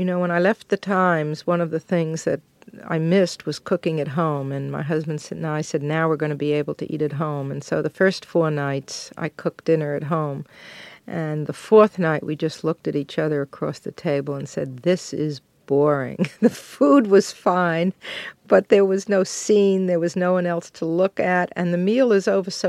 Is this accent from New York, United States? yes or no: yes; Brooklyn, New York, United States; Well, I was brought up in Brooklyn in a Jewish family that was not kosher.